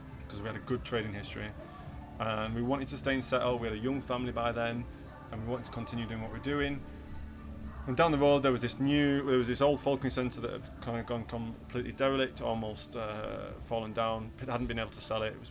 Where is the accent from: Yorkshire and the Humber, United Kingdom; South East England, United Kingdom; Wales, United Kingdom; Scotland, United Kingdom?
Yorkshire and the Humber, United Kingdom; I'm a Yorkshireman